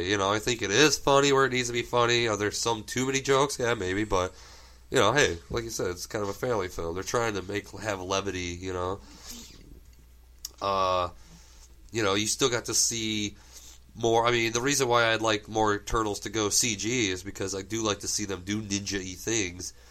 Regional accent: Germany; English is a second language; I grew up in Germany, and one of the first American things I ever got was the first like two or three videotapes of the turtles.

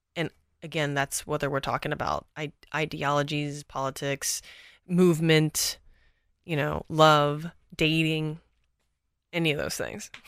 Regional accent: Texas, United States; now in Los Angeles, United States; I'm from Texas originally, born and raised.

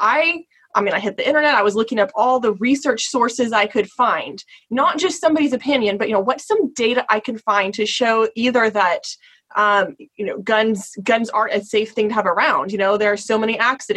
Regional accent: Texas, United States; I grew up in Texas

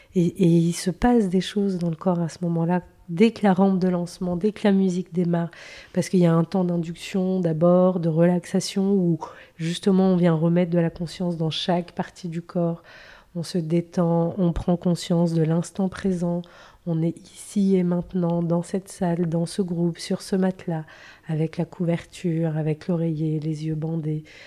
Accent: France; also born or lived in Morocco; moi qui suis euh, franco-marocaine

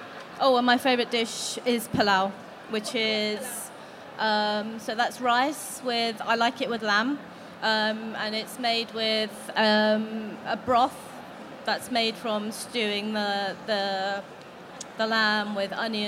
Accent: United Kingdom; I was born and brought up here

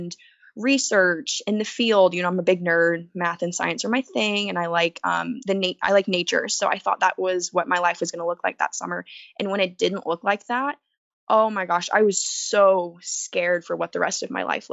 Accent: United States; especially as American citizens, United States citizens

